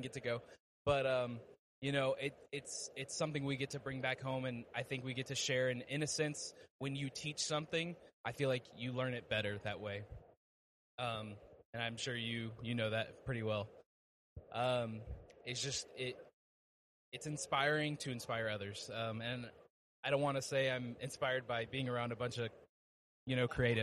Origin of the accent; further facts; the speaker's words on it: Dallas, Texas, United States; I'm from Dallas, Texas